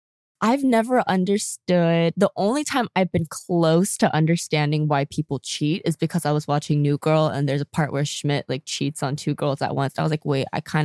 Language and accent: English; South Korea; when I was asked about like where I was from, obviously when I said I was from Korea, they knew nothing about it.